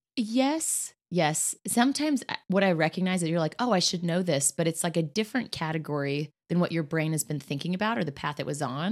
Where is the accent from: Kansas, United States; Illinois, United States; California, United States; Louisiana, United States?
Kansas, United States; now in Indianapolis, United States; That is my home state. There are some amazing people in Kansas who have truly influence the person I am today.